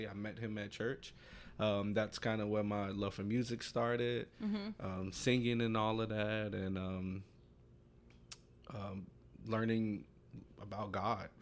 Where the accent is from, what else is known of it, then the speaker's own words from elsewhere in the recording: Chicago, Illinois, United States; I grew up in North Lawndale, still live in North Lawndale